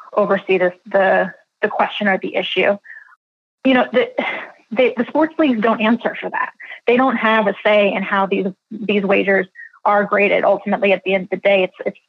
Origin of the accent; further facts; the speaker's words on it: Philadelphia, Pennsylvania, United States; moved away; I'm originally from Philadelphia